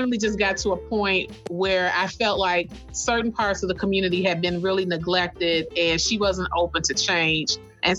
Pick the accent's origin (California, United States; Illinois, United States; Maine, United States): Illinois, United States; Kankakee; I am a native Kankakeean, so I've been here my whole life, and I've watched my community change a lot. We are about an hour south of Chicago, population of about 27,000.